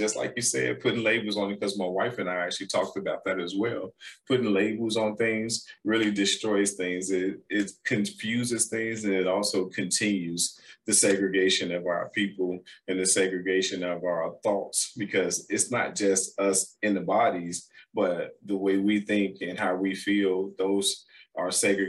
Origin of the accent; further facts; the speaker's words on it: Chicago, Illinois, United States; I said, I'm from Chicago. What's the problem?